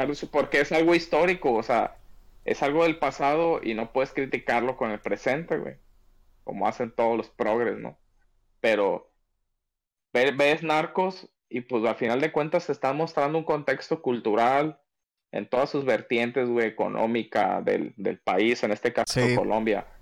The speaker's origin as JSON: {"language": "Spanish", "country": "Mexico", "said": "como mexicanos"}